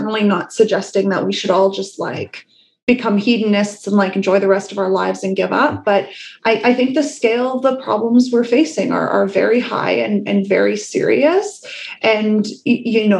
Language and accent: English; Wales, United Kingdom; I was born in Wales. By the time I was born, you know, the mines were closed